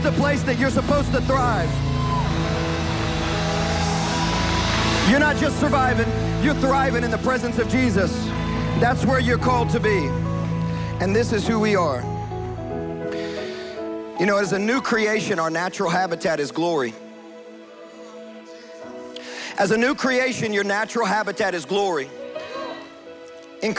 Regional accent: West Kentucky, United States; I'm from West Kentucky

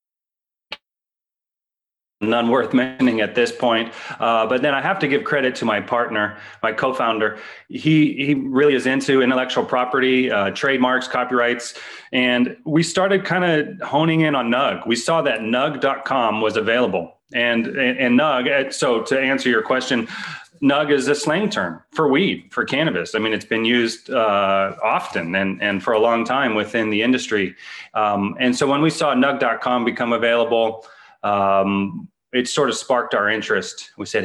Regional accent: East Bay, San Francisco Bay Area, Northern California, United States; also born or lived in Colorado; I'm from the Bay, Northern California, specifically the East Bay area of the San Francisco Bay Area

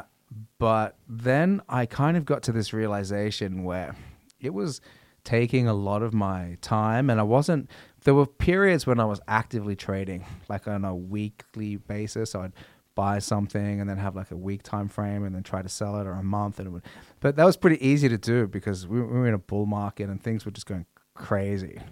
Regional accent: Australia; growing up in Australia

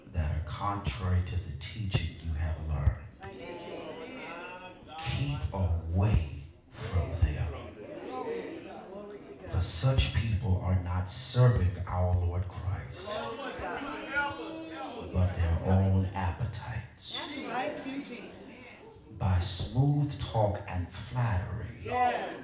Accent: Fairmont, North Carolina, United States; I grew up in Fairmont, North Carolina

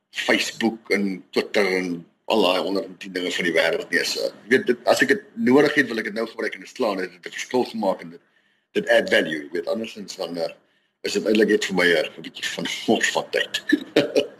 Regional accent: Vereeniging, Gauteng, South Africa; moved away as an adult; now in Rustenburg, South Africa; gebore en getoe gewees in Vereniging

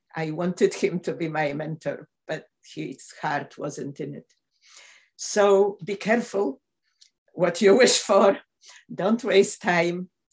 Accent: Poland; moved away as an adult; also born or lived in Michigan; now in Glasgow, United Kingdom

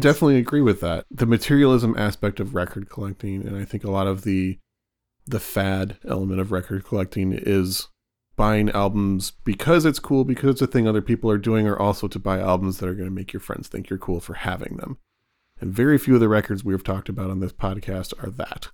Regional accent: Michigan, United States; Growing up in Michigan

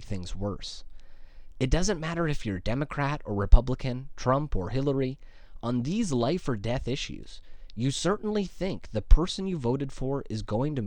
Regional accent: Canada; as a Canadian

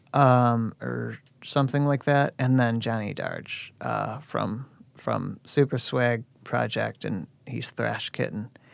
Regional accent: Oak Forest, Illinois, United States; I'm from Oak Forest

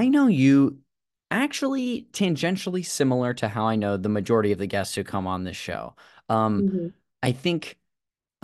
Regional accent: Modesto, California, United States; moved away; running into people from my hometown. And Modesto, California

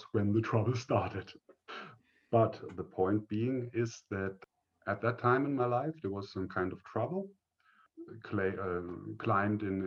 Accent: northern Bavaria, Germany; I grew up in the northern part of Bavaria in Germany

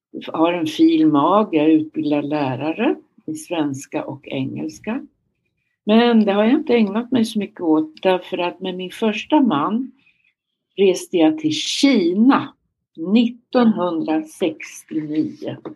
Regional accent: Örebro, Örebro County, Sweden; Jag växte upp i Närke i Örebro, men man brukar säga jag har ingen Närke-dialekt kvar i Viby.

